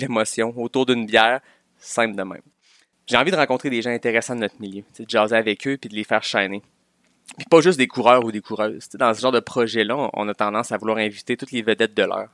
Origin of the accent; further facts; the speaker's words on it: Quebec City, Quebec, Canada; je viens de Québec